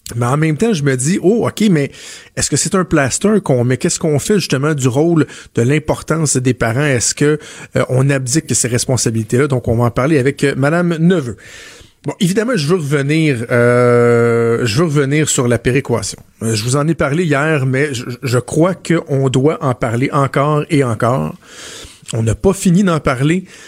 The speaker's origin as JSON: {"language": "French", "region": "Quebec", "country": "Canada"}